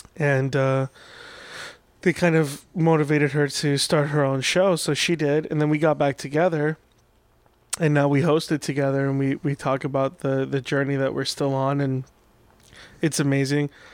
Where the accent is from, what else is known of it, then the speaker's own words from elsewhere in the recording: Orange County, California, United States; also born or lived in Iran; I grew up in Orange County